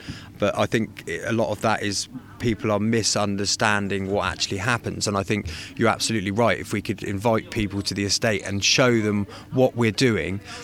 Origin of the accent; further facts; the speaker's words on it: St Mary Bourne, South East England, United Kingdom; I grew up in St Marybourne